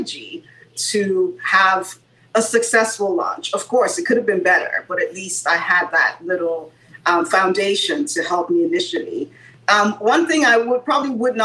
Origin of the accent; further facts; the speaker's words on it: Nigeria; moved away as an adult; now in United States; growing up in Nigeria